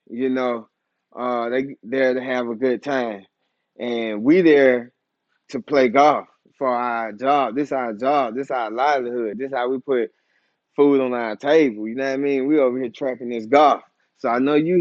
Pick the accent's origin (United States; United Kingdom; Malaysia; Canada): United States; College Park; Coming from where I come from College Park.